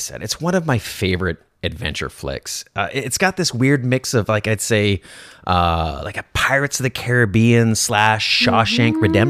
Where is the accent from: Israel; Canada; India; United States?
Canada; I don't speak French, and I'm Canadian